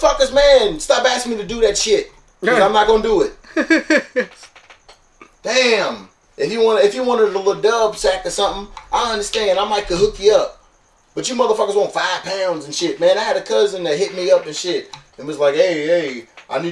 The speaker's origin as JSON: {"language": "English", "town": "Louisville", "region": "Kentucky", "country": "United States", "said": "I'm from Louisville"}